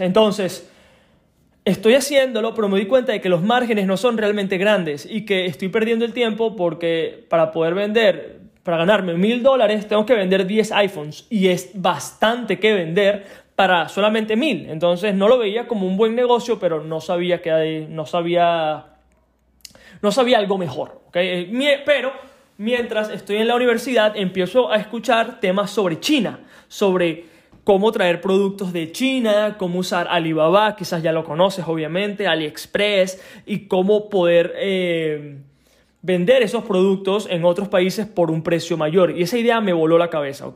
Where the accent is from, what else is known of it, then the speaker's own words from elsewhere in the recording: Venezuela; moved away; mi país de origen, Venezuela